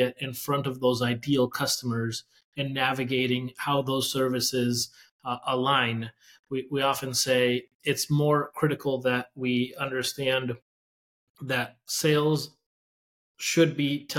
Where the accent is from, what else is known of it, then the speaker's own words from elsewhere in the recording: Mexico; now in United States; my narrative as an immigrant. First generation immigrant, right? I was born in Mexico